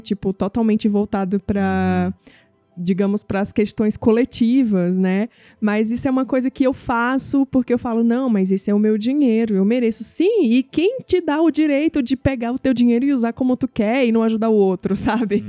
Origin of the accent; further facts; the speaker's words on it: Northeast Region, Brazil; moved away; eu nasci no Nordeste